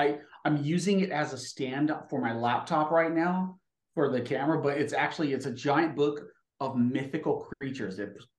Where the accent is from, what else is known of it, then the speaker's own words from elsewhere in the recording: Covina, California, United States; also born or lived in Los Angeles / San Diego / San Bernardino; I actually grew up in all over Southern California, Los Angeles, lived in San Diego briefly, San Bernardino, Inland Empire. But I mostly call Covina home because that's where my last foster home was at.